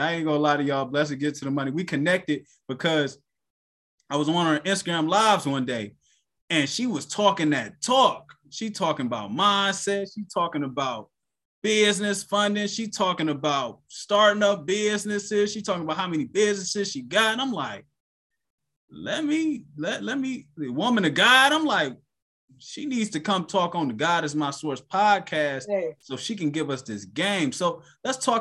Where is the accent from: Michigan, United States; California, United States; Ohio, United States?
Ohio, United States; Cleveland; I'm from Cleveland, Ohio